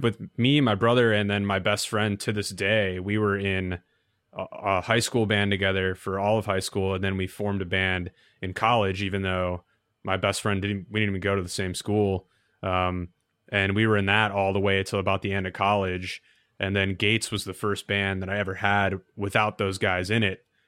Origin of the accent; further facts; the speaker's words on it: Novi, Michigan, United States; moved away as an adult; now in New York, United States; the mall was a thing growing up. It wasn't really something I thought too much about. But, uh, that's, I guess, the most notable thing about my hometown